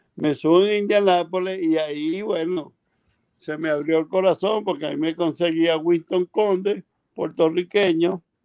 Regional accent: Maracay, Aragua, Venezuela; also born or lived in Ocumare de la Costa, Venezuela; cuando salimos de mi pueblo, Cumano de la Costa, mi hermana andaba buscando estudiar bachillerato y, en el pueblo de Cumare no había secundaria, no había el bachillerato y nos mudamos a Maracay

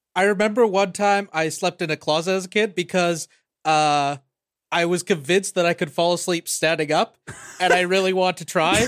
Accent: Saskatchewan, Canada; I'm from Saskatchewan, and the only kind of camps are Bible

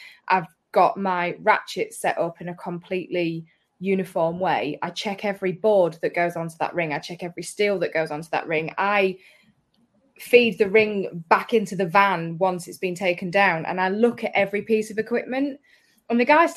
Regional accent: Hull, Yorkshire and the Humber, United Kingdom; I'm from Hull

